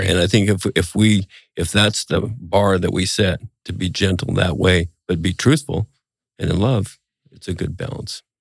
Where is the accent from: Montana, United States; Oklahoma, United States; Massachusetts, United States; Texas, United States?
Montana, United States; growing up in Montana